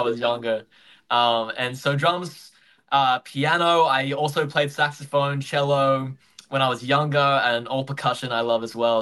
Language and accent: English; Gold Coast, Queensland, Australia; now in Brisbane, Australia; So I grew up on the Gold Coast. That's where I was born uh, in Queensland, but now I live in Brisbane.